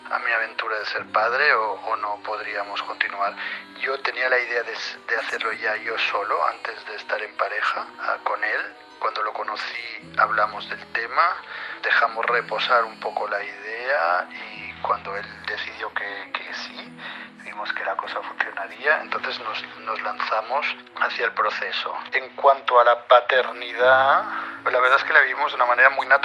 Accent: Barcelona, Catalonia, Spain; now in Paris, France; yo soy de Barcelona, vivimos en París

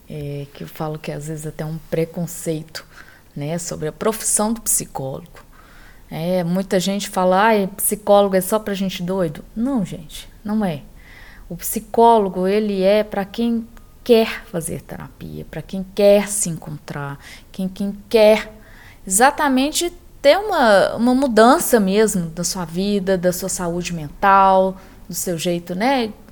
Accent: Belo Horizonte, Minas Gerais, Brazil; Então, eu sou de Belo Horizonte e hoje é, eu faço atendimento presencial e virtual.

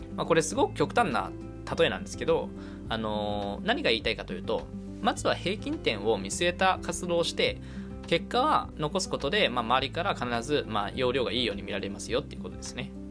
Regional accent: Kanagawa, Japan; now in Tokyo, Japan; 神奈川県生まれ、東京在住の20、二十五歳

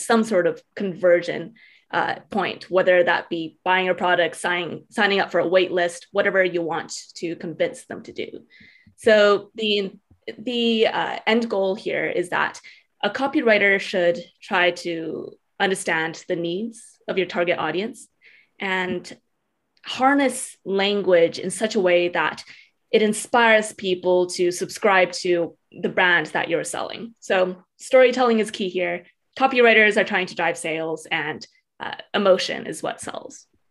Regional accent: Edmonton, Alberta, Canada; I grew up in Edmonton, Alberta, Canada, which is a really small city, very, very residential.

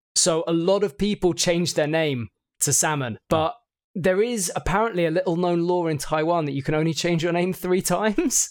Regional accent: United Kingdom; being British

